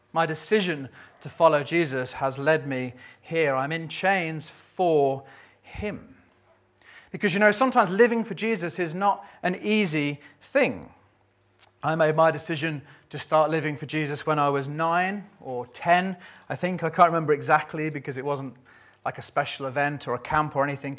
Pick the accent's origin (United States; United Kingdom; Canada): United Kingdom; we're British